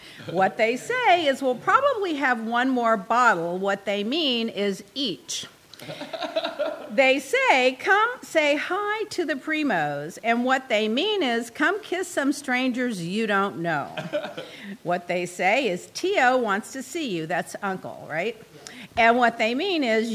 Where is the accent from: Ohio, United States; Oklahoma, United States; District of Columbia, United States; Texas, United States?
Texas, United States; also born or lived in Dallas / Puerto Rico / Miami; I'm from Texas. I live in Dallas